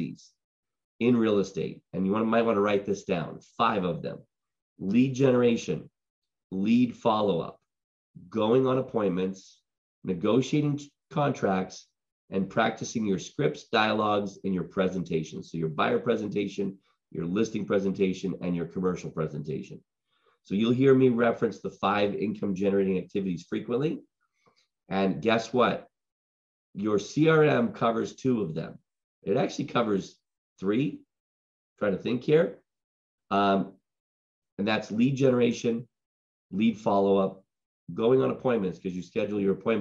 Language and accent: English; Boston, Massachusetts, United States; moved away; also born or lived in Huntington Beach, California; I'm originally from Boston